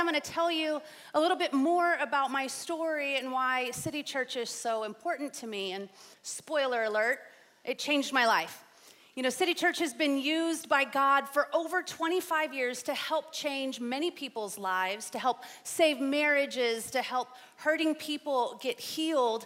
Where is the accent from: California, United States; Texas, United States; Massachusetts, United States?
Texas, United States; San Antonio; I grew up here in San Antonio in the 80s and 90s